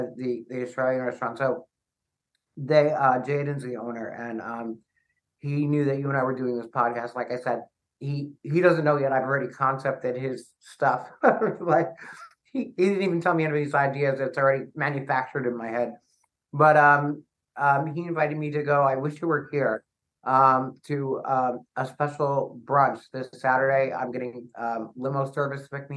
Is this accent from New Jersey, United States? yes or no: yes; Lyndhurst, New Jersey, United States; my hometown of Lyndhurst, New Jersey